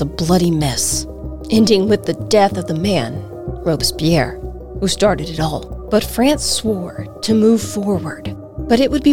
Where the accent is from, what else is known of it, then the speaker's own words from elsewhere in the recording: United States; as an American